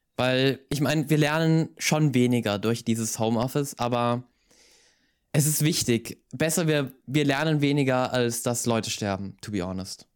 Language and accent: German; Styria, Austria; ich komme aus der Steiermark, das ist ähm, übrigens in Österreich